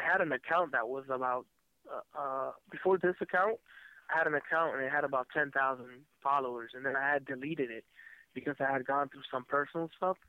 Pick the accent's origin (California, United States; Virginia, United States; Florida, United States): Florida, United States; Miami; also born or lived in San Francisco; mostly in uh, in Miami, Florida